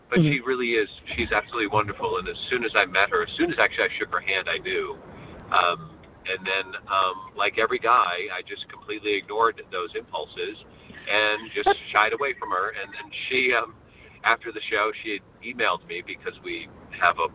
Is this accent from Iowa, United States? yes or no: yes; Dubuque, Iowa, United States; moved away as an adult; also born or lived in Springfield, Missouri; now in Los Angeles, United States; I grew up in Iowa, in Dubuque